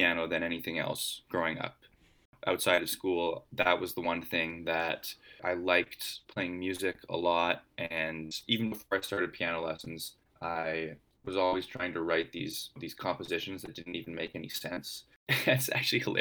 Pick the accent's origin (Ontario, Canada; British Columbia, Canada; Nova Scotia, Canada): British Columbia, Canada; Vancouver; I grew up in Vancouver